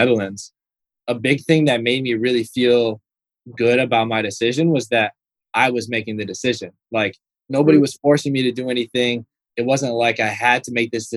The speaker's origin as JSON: {"language": "English", "town": "Kalamazoo", "region": "Michigan", "country": "United States", "tie": "born or raised there", "also_born_or_lived": "Chicago", "said": "being from Kalamazoo, which is a small town in Michigan, I was always that kid that left every summer to go live with my dad in Chicago"}